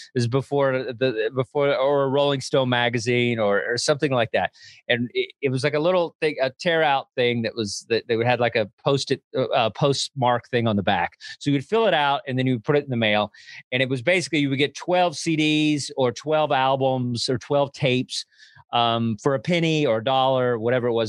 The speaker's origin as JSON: {"language": "English", "region": "Texas", "country": "United States", "said": "I'm from Texas"}